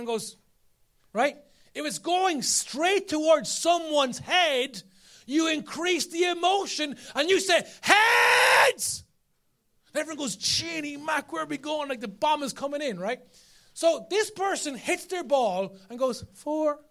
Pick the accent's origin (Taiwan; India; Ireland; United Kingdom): Ireland; Carlow, Leinster; I'm from Carlo.